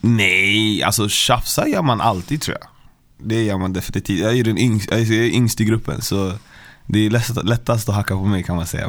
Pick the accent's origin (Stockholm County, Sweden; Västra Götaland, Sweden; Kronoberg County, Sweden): Stockholm County, Sweden; Stockholm; Jag är från Västerort, Westside, Vällingby, Hässelby